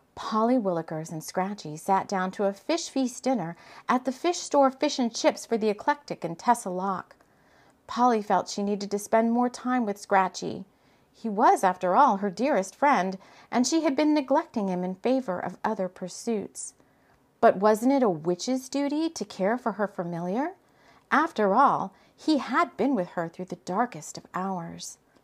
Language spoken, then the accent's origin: English; South Texas, United States; moved away as an adult; I moved from Texas. Um, I lived in Texas, South Texas pretty much my whole entire life.